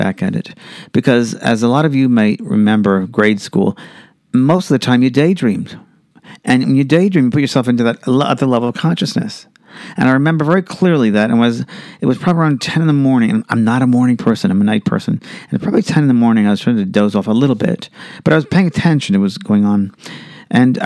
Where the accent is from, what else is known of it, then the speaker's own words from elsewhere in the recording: New York City, New York, United States; I was raised in New York City, Queens, New York. And I was, I was the youngest of four children in Bayside, Queens